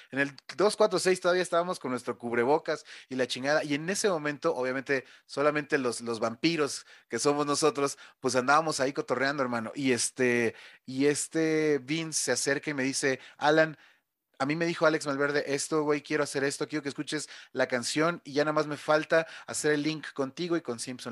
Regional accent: Mexico City, Mexico; yo soy de la Ciudad de México

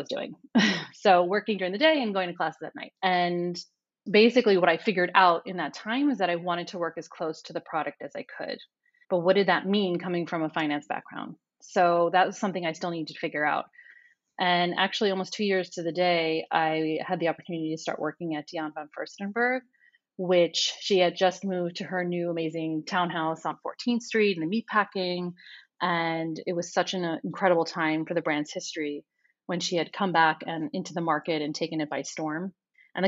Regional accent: northern New Jersey, United States; moved away as an adult; also born or lived in New York City; now in Tel Aviv, Israel; I was born in New York City and then spent my childhood in northern New Jersey, just over the George Washington Bridge

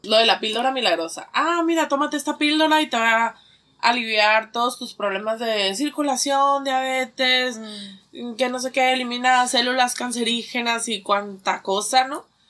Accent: Mexico; Nosotros como mexicanos del maíz

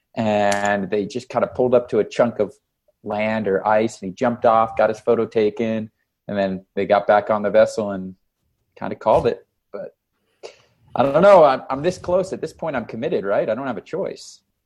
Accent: Canada; now in Las Vegas, United States; I'm from Canada.

